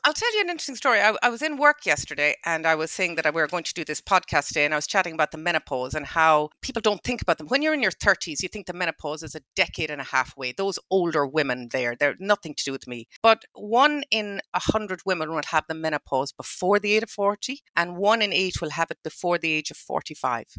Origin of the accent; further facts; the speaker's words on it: Ballinrobe, Connacht, Ireland; I'm from Ballinrobe, and my parents from Ballinrobe, and my grandparents from Ballinrobe